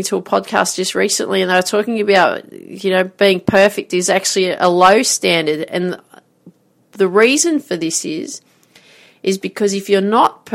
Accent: Grafton, New South Wales, Australia; I grew up in Grafton, so played this tennis tournament

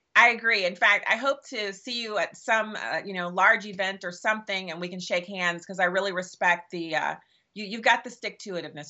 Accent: United States; as an American

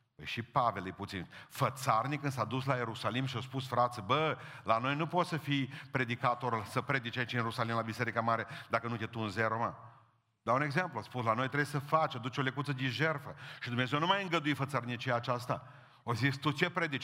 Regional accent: Romania; suntem din România

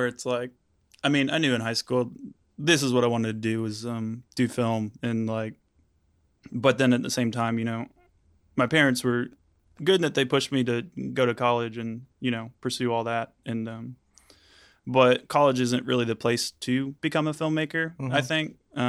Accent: Tennessee, United States; also born or lived in Florida; Mostly Tennessee though. I was born in Florida, but I only spent like a year there, so I don't know anything about it.

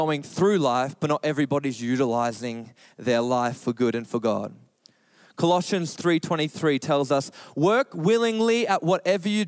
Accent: Australia; we're Australian

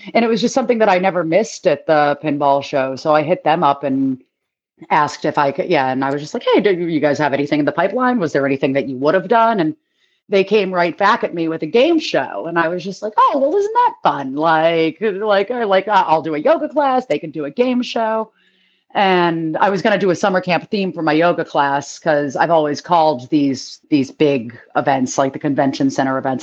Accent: Boston, Massachusetts, United States; I'm from Boston

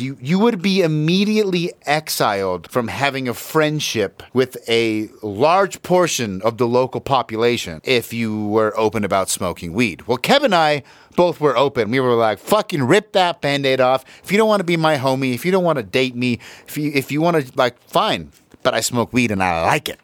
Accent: Utah, United States; I am from Utah

